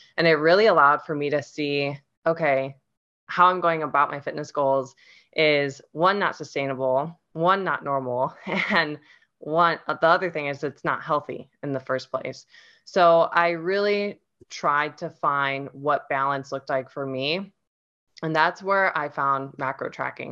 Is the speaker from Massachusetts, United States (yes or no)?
no; Ohio, United States; I'm originally from Ohio, and that's where I grew up